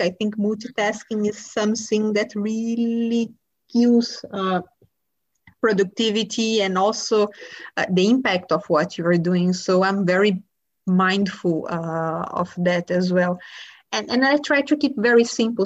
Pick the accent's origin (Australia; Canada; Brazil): Brazil; I grew up in Brazil